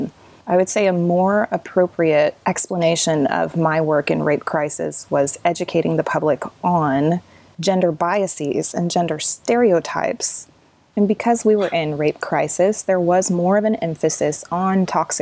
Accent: Southern Oklahoma, United States; growing up in Southern Oklahoma, in Southern Baptist churches

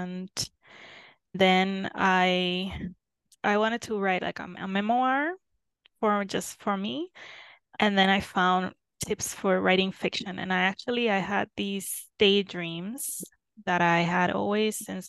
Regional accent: Puerto Rico; moved away as an adult; now in Germany; I come from Puerto Rico

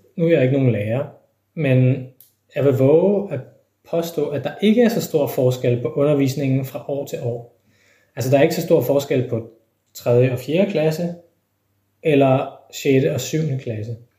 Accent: Denmark

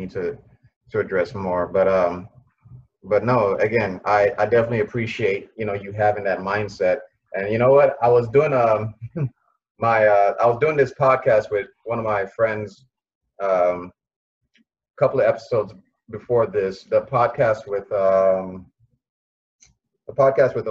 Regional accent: Nigeria; I'm a Nigerian

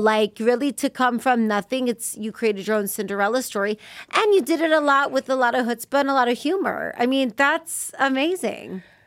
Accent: Las Vegas, Nevada, United States; I grew up in Vegas

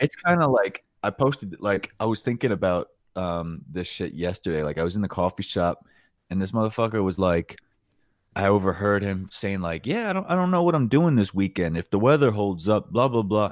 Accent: New York, United States; moved away as an adult; growing up in New York

